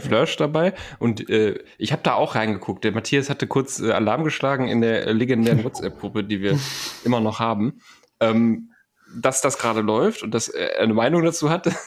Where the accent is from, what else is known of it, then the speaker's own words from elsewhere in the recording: Germany; als Deutscher